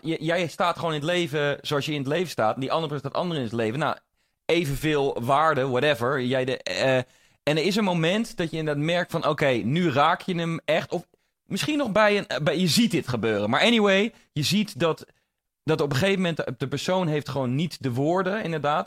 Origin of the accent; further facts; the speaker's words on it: Netherlands; omdat ik in deze maatschappij ben opgegroeid